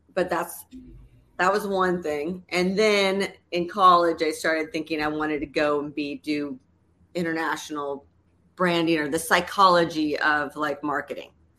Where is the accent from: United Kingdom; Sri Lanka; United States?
United States; Los Angeles, California; also born or lived in New York City; now in Chicago, United States; I grew up in Southern California